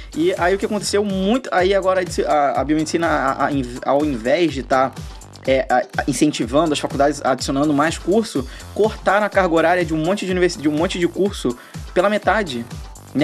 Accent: Brazil; sou do Brasil

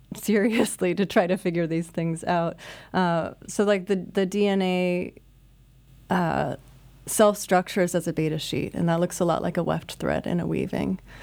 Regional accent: Iowa, United States; now in Brooklyn, United States; as a kid growing up in Iowa

